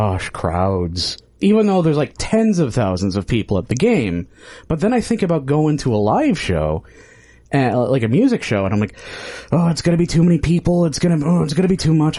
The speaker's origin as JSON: {"language": "English", "region": "Midwest", "country": "United States", "said": "I'm from the Midwest. It's short vowels all the way down"}